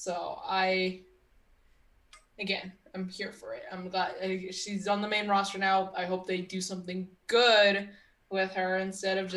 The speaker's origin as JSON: {"language": "English", "region": "Texas", "country": "United States", "said": "I'm from Texas"}